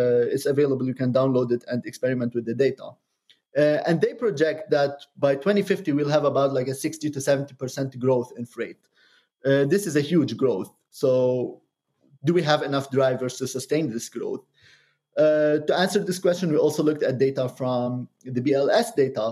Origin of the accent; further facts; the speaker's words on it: Lebanon; moved away; also born or lived in Cambridge, Massachusetts; I'm originally from Lebanon, but Cambridge is the second home to me.